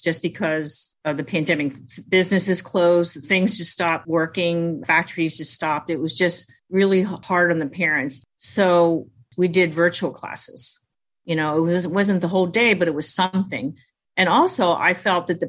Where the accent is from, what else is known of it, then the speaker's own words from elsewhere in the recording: United States; first language Chinese; English is a second language; I was born in America, I was at home with my mom, so we only spoke Chinese